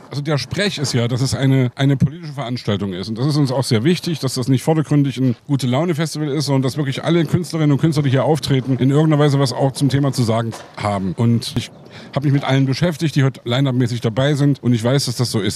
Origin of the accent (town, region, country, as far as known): Leipzig, Saxony, Germany; born or raised there